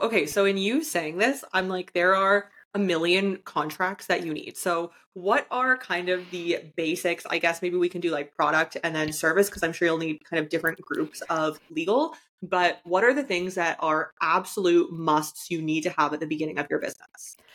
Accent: Canada; I'm from Canada

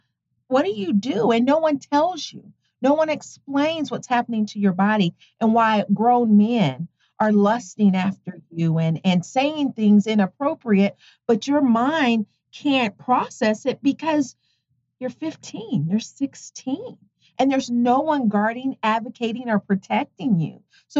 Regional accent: Tonganoxie, Kansas, United States; Tonganoxie, Kansas.

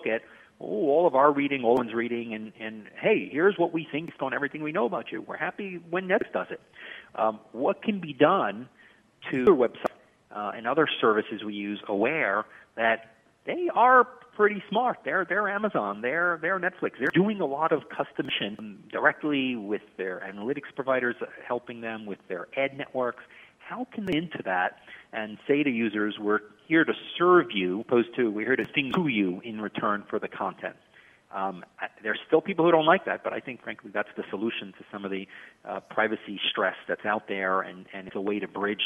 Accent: New York City, New York, United States; I grew up in Brighton Beach, Brooklyn, a very sort of blue-collar, hardworking area

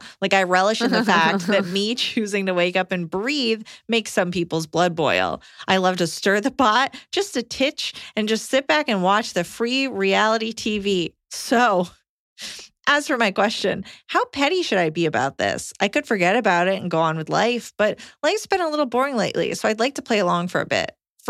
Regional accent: Montana, United States; also born or lived in Colorado; moved back to my home state in Montana after living in Colorado for the first few years of dating and marriage

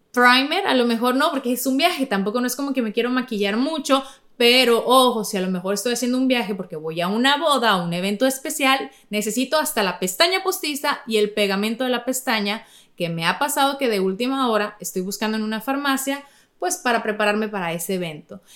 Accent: Navojoa, Sonora, Mexico; de donde yo soy, Navojoa

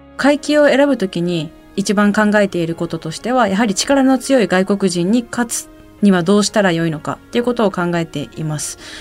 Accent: Iwaki, Fukushima, Japan; 私の地元いわき

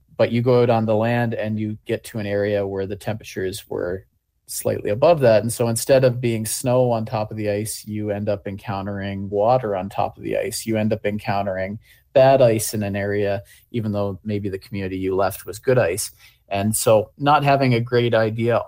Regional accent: Newfoundland and Labrador, Canada; also born or lived in Kingston; I'm a Halunangayut from Central Labrador

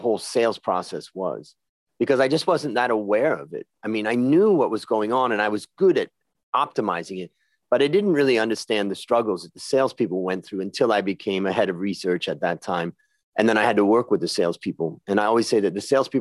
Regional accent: Ohio, United States; now in Thailand; I grew up in Ohio

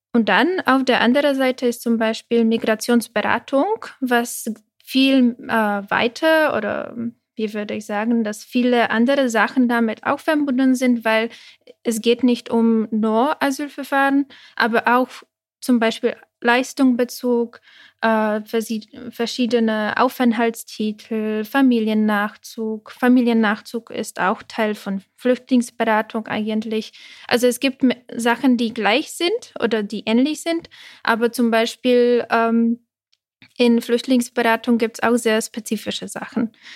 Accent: Prague, Czechia; German is a second language; moved away as an adult; now in Germany; ich habe polnische Eltern, aber ich bin in mhm. Tschechien mhm. groß geworden, also in Prag

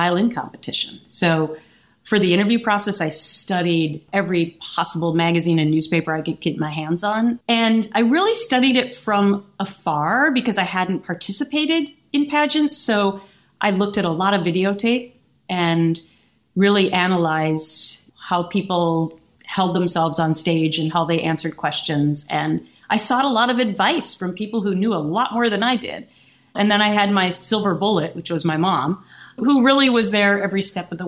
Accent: Minnesota, United States; I am from Minnesota

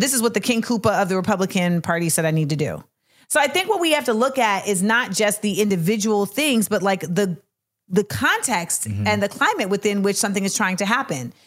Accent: Orlando, Florida, United States; I'm from Orlando.

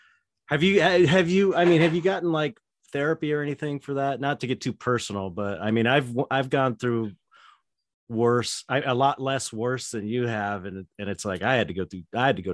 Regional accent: United States; being an American

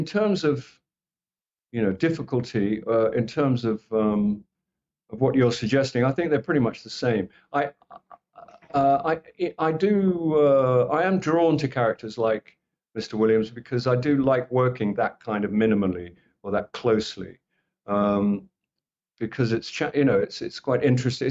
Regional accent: England, United Kingdom; I'm from England

